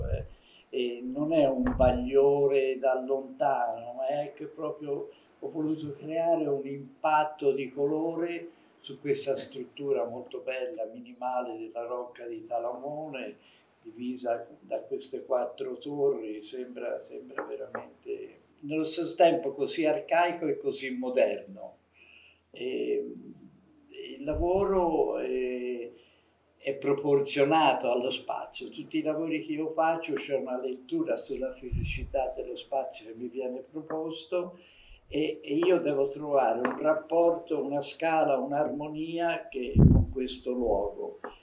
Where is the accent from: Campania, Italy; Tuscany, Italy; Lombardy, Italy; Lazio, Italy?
Tuscany, Italy; essendo toscano mi sento un po' etrusco